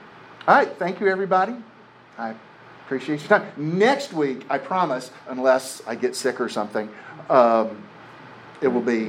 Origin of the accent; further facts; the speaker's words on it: Lafayette, Louisiana, United States; I'm from Lafayette, Louisiana. I need $10 more to pay for the bus ticket that's $87.35 to put me on Greyhound.